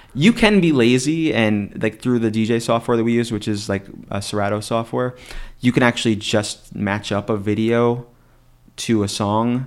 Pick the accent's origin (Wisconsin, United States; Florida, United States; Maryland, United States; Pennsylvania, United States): Pennsylvania, United States; Scranton; now in State College, United States